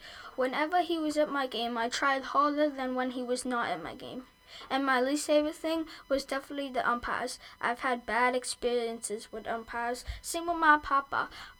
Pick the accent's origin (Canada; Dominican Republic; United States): Dominican Republic; Well, I've been called poor a lot because I came from the Dominican Republic.